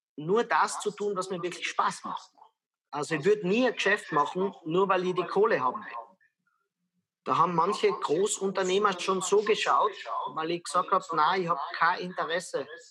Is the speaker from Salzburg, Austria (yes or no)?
no; Lienz, Tyrol, Austria; moved away as an adult; also born or lived in Vienna; ich bin in einer sehr kleinen Stadt aufgewachsen in Österreich, in Tirol, in Lienz